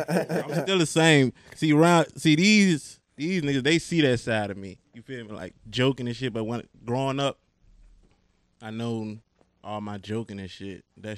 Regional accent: Petersburg, Virginia, United States; I'm from the Heights. Petersburg, VA, but I claim the Heights. I don't claim the Berry. If you know, you know. 27

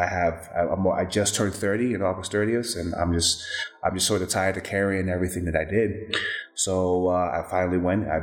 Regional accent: New York, United States; now in Dallas, United States; I'm from New York, and I moved to Dallas, Texas

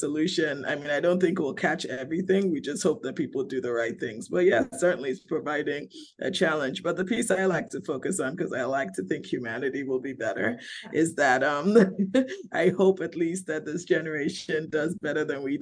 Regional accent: Nigeria; my home country

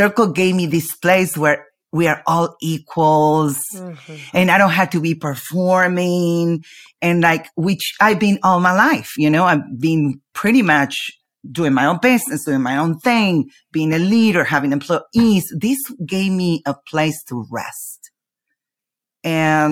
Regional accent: Argentina; I'm from Argentina.

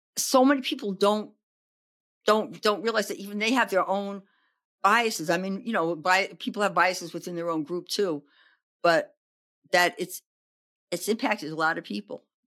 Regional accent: New York City, New York, United States; also born or lived in Oregon; now in Berkeley, United States; I grew up in the Bronx in New York

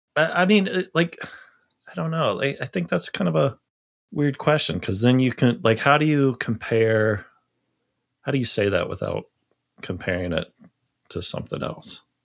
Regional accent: Charleston, South Carolina, United States; I grew up in the South

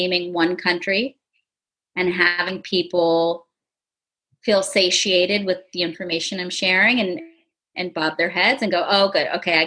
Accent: United States; first language English; I was born and raised in America

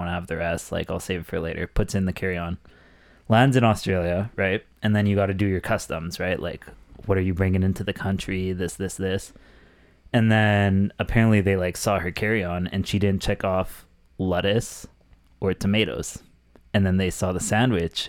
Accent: Canada; as a Canadian

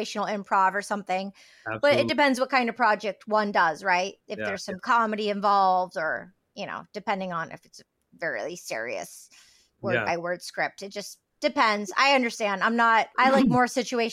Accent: outside of Detroit, Michigan, United States; I grew up outside of Detroit

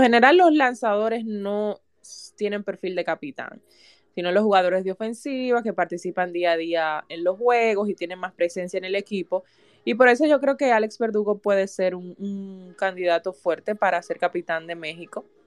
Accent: Dominican Republic; nosotros como dominicanos

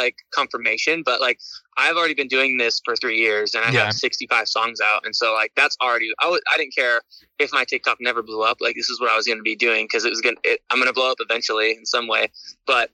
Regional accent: Barstow, California, United States; moved away as an adult; now in Huntington Beach, United States; I'm from Barstow, California, which is like a 20,000 population town in the middle of the high desert

